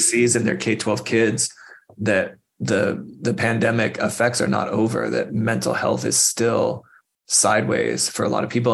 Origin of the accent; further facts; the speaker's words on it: Phoenix, Arizona, United States; now in Tucson, United States; I grew up in Phoenix uh, left the state for a long time and then came back uh, to Tucson